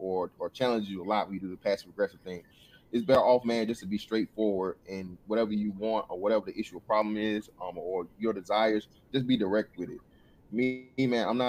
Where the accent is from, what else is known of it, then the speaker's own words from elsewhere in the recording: Macon, Georgia, United States; I am from Macon, Georgia